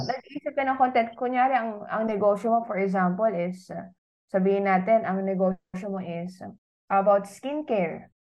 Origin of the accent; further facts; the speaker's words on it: Philippines; bilang Pilipino